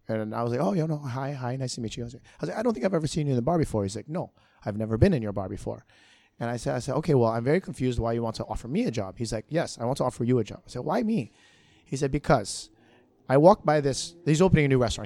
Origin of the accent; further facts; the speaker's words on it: Hawaii, United States; moved away as an adult; now in Singapore; I grew up in Hawaii